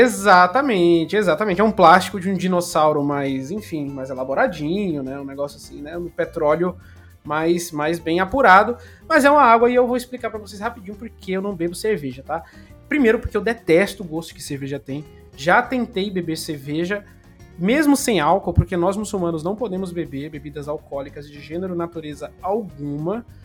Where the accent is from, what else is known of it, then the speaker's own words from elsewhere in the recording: Recife, Pernambuco, Brazil; moved away; also born or lived in São Paulo; minha cidade natal, que é Recife, Pernambuco